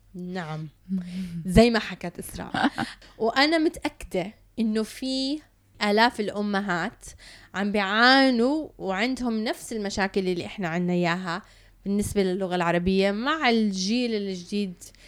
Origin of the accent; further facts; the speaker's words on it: Canada; now in United Arab Emirates; تربيت بكندا ولما رجعت على الإمارات